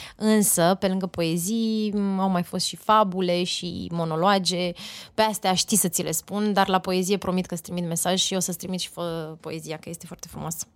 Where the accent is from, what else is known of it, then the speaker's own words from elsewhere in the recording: Oltenia, Romania; asta nu înseamnă că nu sunt și olteancă